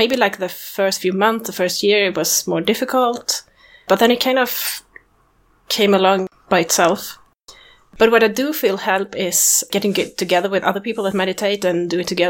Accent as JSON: {"language": "English", "country": "Sweden", "said": "I'm from Sweden."}